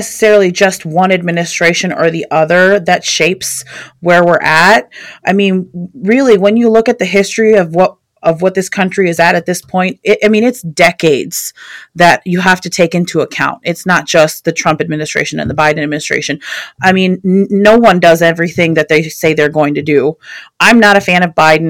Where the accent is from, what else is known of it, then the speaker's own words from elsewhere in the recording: Northern Virginia, United States; I'm actually from Northern Virginia